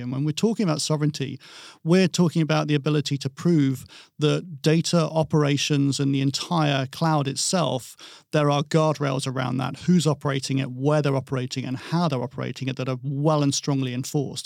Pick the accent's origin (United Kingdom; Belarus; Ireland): United Kingdom; England; I'm English, um, I'm European